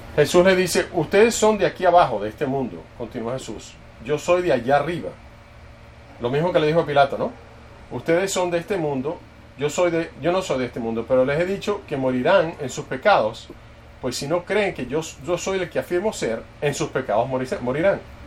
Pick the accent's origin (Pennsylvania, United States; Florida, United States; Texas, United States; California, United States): Texas, United States; Dallas; yo crecí en, en Dallas